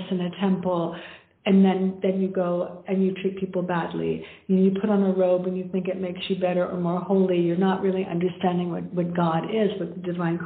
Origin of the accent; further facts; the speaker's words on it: Canada; now in India; When I'm living in India now, but I'm from Canada